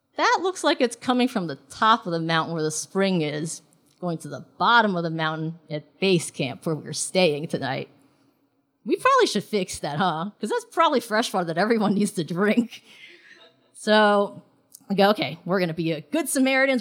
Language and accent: English; New York City, New York, United States; also born or lived in Hong Kong; I was born in Hong Kong and I grew up in New York City